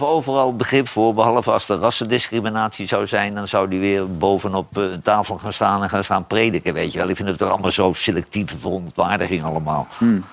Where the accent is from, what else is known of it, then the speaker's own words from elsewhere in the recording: Netherlands; als wij als Nederlanders in Marokko eh, wonen